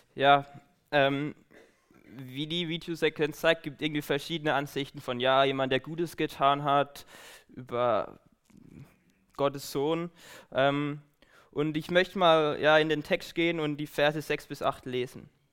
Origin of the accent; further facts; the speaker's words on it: Baden-Württemberg, Germany; moved away as an adult; now in Aachen, Germany; ich komme aus Baden